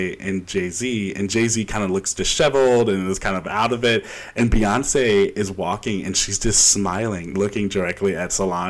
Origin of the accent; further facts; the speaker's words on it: Quebec, Canada; See, I grew up in Quebec, and I didn't know that one.